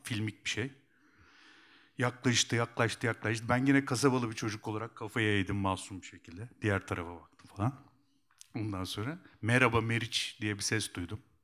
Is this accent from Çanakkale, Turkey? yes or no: no; Kuşadası, Aydın, Turkey; also born or lived in Eskişehir; ben Kuşadalıyım